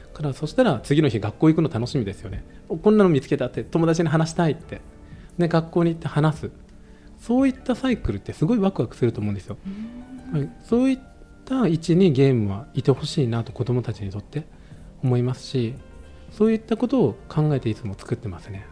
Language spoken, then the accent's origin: Japanese; Okayama, Japan; now in Fukuoka, Japan; 私も岡山出身でして、はい、福岡ではないんですが福岡で会社やるようになって